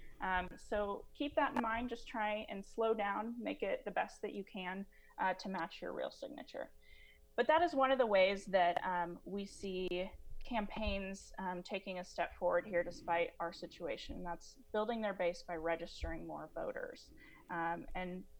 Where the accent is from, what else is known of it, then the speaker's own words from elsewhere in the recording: Kansas, United States; my home state of Kansas